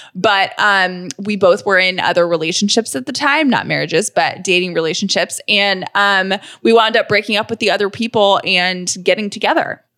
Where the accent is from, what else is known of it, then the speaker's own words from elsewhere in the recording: Atlanta, Georgia, United States; also born or lived in Nashville, Tennessee / Charlottesville, Virginia; I am from Atlanta, born and raised